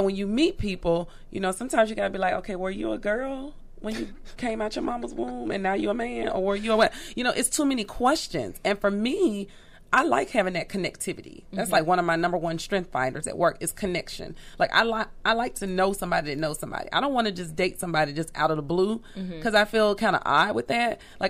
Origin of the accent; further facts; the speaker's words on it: Birmingham, Alabama, United States; I grew up in Birmingham, Alabama. Everything was very community, very family.